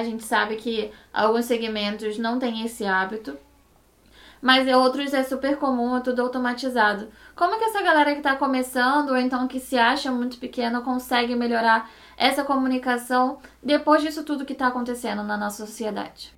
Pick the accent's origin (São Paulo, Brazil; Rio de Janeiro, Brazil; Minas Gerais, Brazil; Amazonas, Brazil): Rio de Janeiro, Brazil; somos cariocas, aqui todo mundo é cara, né? Então, é uma gíria daqui do Rio de Janeiro